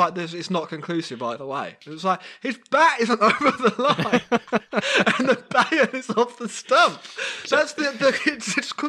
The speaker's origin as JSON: {"language": "English", "region": "England", "country": "United Kingdom", "said": "we're English."}